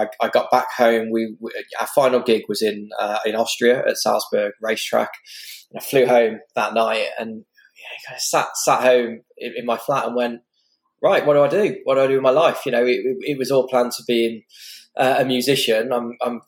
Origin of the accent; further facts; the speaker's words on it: Stourbridge, West Midlands, United Kingdom; I grew up in the West Midlands in a working class town called Stourbridge